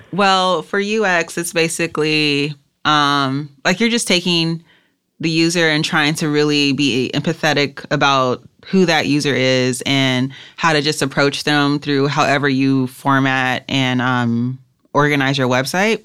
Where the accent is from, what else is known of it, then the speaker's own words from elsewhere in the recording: Los Angeles, California, United States; I grew up in South Central L